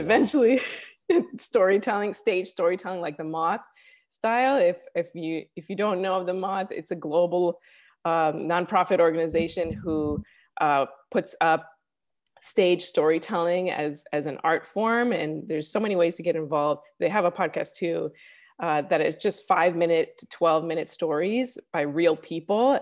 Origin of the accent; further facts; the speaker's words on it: Chicago, Illinois, United States; moved away as an adult; also born or lived in New York; now in Los Angeles, United States; I'm originally from Chicago. Uh, I lived in New York for a few years. I grew up actually in the city of Chicago